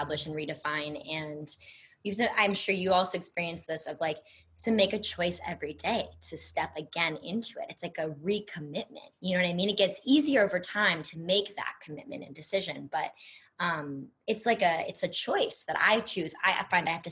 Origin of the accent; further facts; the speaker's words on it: Brookline, Massachusetts, United States; moved away as an adult; also born or lived in New York / Louisiana / Arizona; now in Los Angeles, United States; I grew up in Brookline, Massachusetts